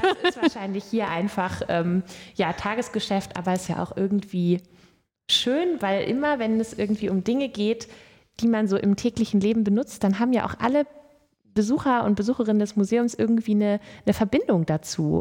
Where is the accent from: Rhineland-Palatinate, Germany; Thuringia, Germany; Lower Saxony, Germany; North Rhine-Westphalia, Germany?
Lower Saxony, Germany; moved away as an adult; also born or lived in southeastern Bavaria; Standortwechsel von Südostbayern zurück in meine alte Heimat Niedersachsen